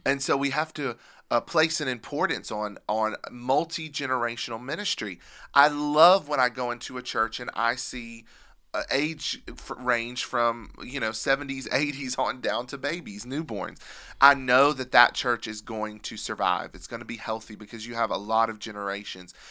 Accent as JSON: {"language": "English", "region": "Pennsylvania", "country": "United States", "tie": "born or raised there", "said": "I grew up in Pennsylvania, and I can remember seeing the Amish"}